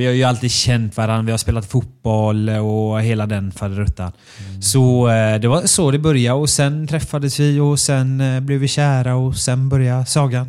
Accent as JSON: {"language": "Swedish", "town": "Björkö", "region": "Västra Götaland", "country": "Sweden", "said": "jag är från Björkö"}